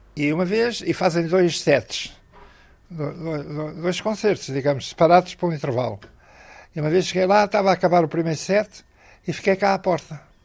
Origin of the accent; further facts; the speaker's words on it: Portugal; eu sou português